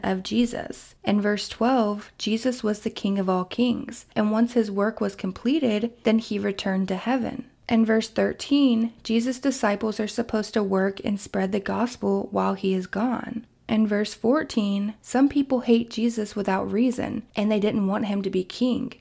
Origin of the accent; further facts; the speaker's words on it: Kentucky, United States; my hometown in Kentucky